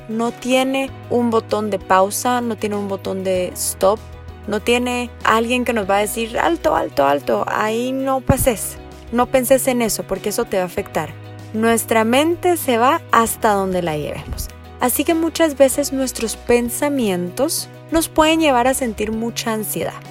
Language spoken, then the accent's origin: Spanish; Guatemala; soy psicóloga clínica de Guatemala